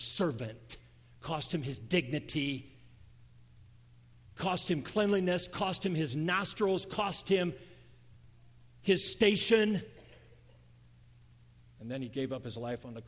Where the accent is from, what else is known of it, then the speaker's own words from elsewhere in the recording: United States; I grew up in America. I'm an American.